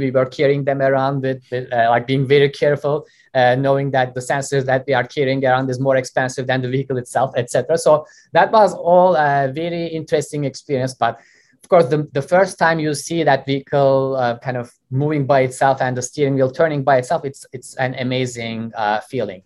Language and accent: English; Istanbul, Turkey; moved away as an adult; also born or lived in Austin, Texas; now in United States; I grew up in Turkey. I was born and raised uh, in Istanbul